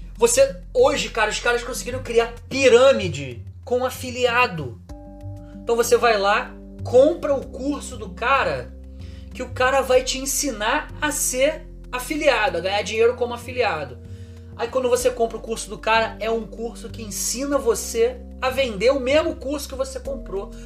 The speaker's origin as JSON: {"language": "Portuguese", "region": "Rio de Janeiro", "country": "Brazil", "said": "Eu sou do Rio de Janeiro"}